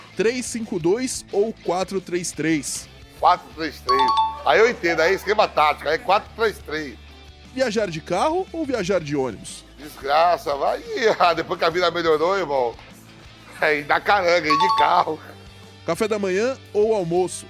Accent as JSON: {"language": "Portuguese", "region": "Northeast Brazil", "country": "Brazil", "said": "nós somos nordestinos"}